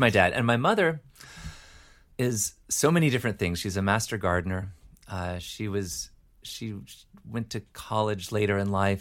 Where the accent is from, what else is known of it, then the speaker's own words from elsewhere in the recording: Decatur, Georgia, United States; also born or lived in Michigan; grew up in Decatur, Georgia.